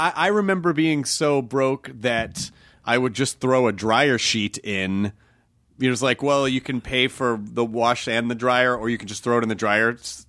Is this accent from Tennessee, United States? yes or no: yes; Memphis, Tennessee, United States; Memphis, Tennessee.